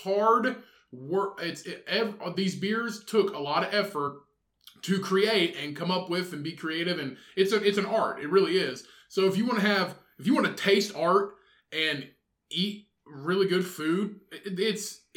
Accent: Indiana, United States; We are from Indiana.

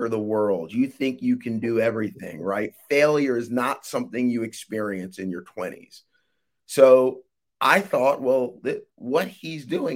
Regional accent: Willingboro, New Jersey, United States; I am originally from Willingboro, New Jersey, a small town in New Jersey

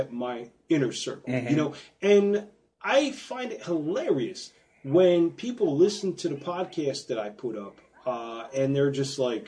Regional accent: East Coast, United States; moved away; I'm from the East Coast

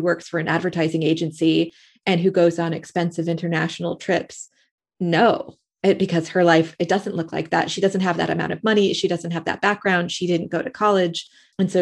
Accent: Middletown, Connecticut, United States; also born or lived in San Francisco; now in United Kingdom; my hometown of Middletown, Connecticut

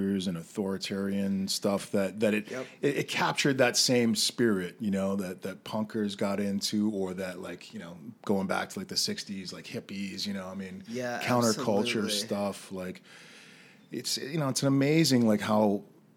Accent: Western Canada, Canada; growing up in Western Canada

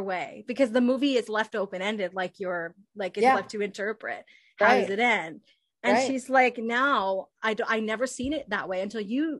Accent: Ottawa, Ontario, Canada; my hometown of Ottawa

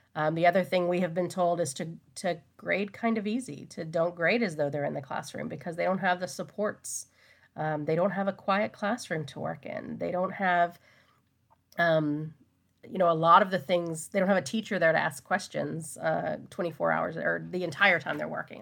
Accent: Texas, United States; I am a Texan, I was born and raised here

